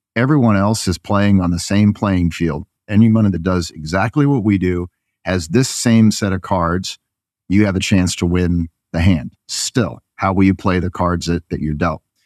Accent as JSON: {"language": "English", "region": "Northeast", "country": "United States", "also_born_or_lived": "Waco, Texas", "moved": "as an adult"}